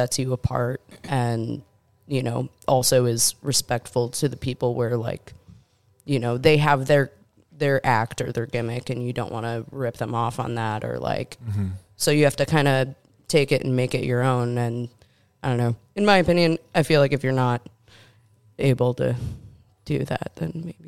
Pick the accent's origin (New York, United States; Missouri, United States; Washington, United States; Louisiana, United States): New York, United States; Buffalo; born or raised there